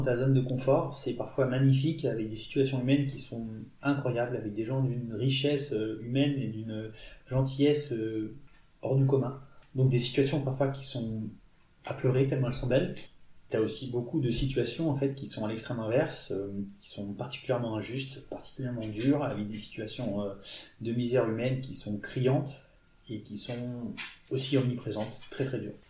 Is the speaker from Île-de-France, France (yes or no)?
no; Toulon, Provence-Alpes-Côte d'Azur, France; moved away as an adult; also born or lived in India; now in Grenoble, France; Moi, j'ai grandi en Provence, euh, du côté de Toulon, sur les hauteurs de Toulon